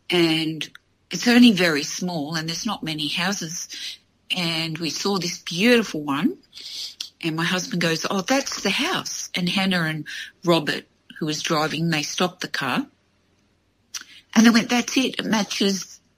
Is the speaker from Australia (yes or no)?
yes; Australia; I was from Australia